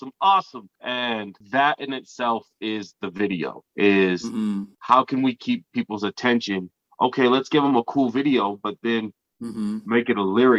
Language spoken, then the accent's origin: English; Taylorsville, Utah, United States; also born or lived in Slidell, Louisiana; I got adopted as a kid to Utah. And I've been here my whole life